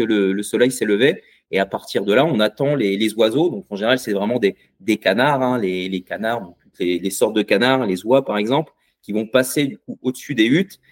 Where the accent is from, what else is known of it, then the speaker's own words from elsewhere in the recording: Bay of the Somme, Hauts-de-France, France; je viens, de la baie de Somme